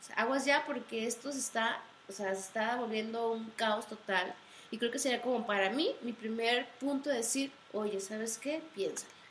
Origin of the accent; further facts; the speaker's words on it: Mexico; como mexicanos